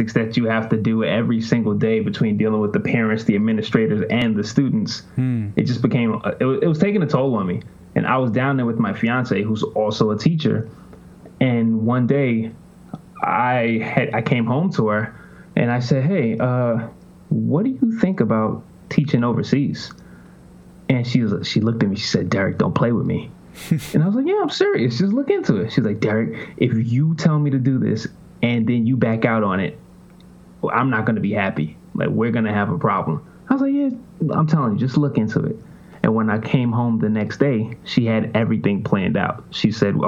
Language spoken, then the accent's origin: English; New York City, New York, United States; moved away as an adult; also born or lived in Virginia / West Palm Beach, Florida; now in Spain; I'm originally from Jamaica, Queens